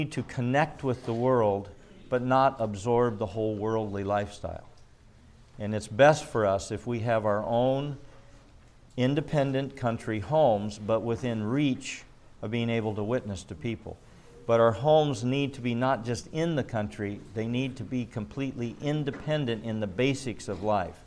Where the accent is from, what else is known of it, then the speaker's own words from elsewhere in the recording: Midwest, United States; moved away; also born or lived in California; I grew up in the Midwest